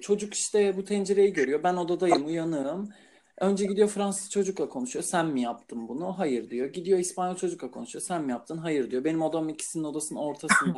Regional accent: Turkey; moved away as an adult; now in Portugal; İnsanlar bana nereli olduğumu sorunca ben Türk diyorum.

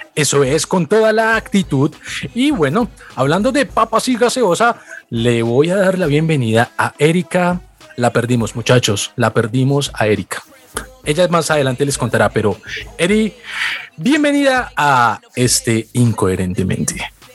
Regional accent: Colombia; nosotros como colombianos

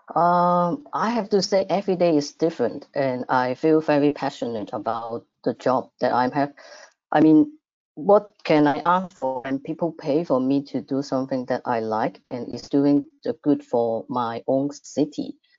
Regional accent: Macau; Macau, my hometown

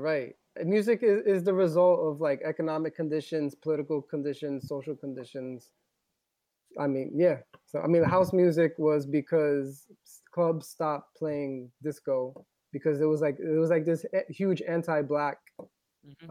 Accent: New York City, New York, United States; I grew up in the Bronx, New York

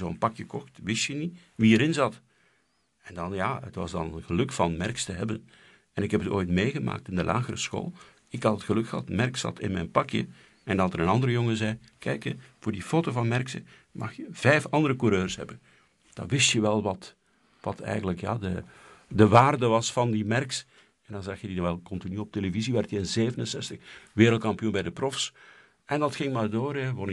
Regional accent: Flanders, Belgium; accent: West Flemish; om als West-Vlaming dat, dat West-Vlaamse accent proberen weg te krijgen.

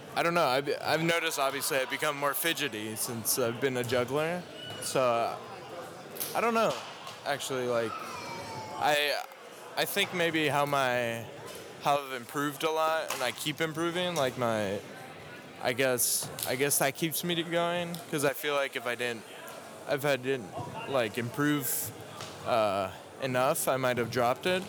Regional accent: Minnesota, United States; now in Tyler, United States; I live in Tyler, Texas. Uh, I was originally born in Minnesota

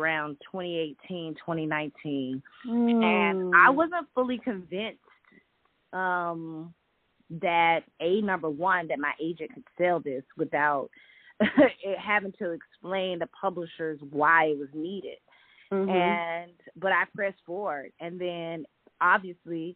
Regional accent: Athens, Georgia, United States; moved away; also born or lived in Fort Greene, Brooklyn; I'm born and raised in Athens, Georgia

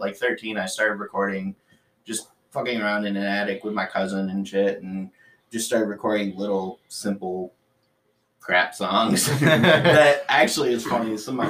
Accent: Warren, Michigan, United States; also born or lived in Mount Clemens, Michigan / Utica, Michigan / Detroit, Michigan; Warren, Mount Clemens area, even Utica when I was younger

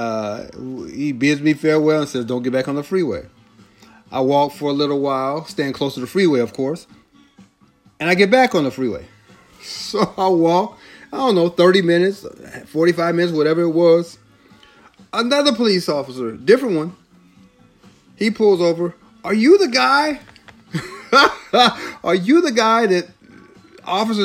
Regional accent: Long Beach, California, United States; also born or lived in Carson, California; I grew up in Long Beach and in Carson

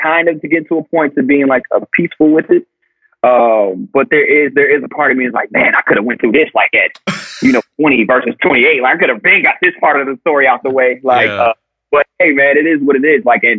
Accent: the South, United States; growing up in the South and growing up in a traditional household

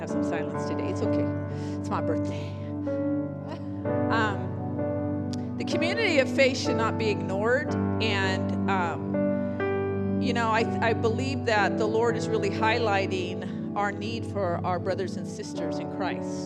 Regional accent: San Jose, California, United States; also born or lived in India; I was born in Good Samaritan Hospital in San Jose

